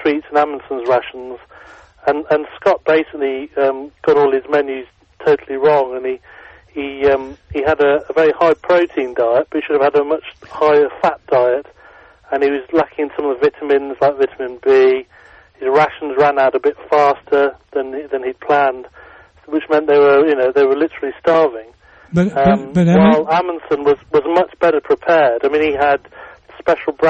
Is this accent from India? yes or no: no; England, United Kingdom; we're both English